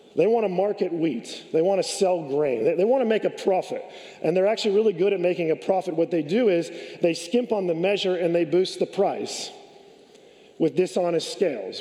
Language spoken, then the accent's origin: English; California, United States; I grew up in California.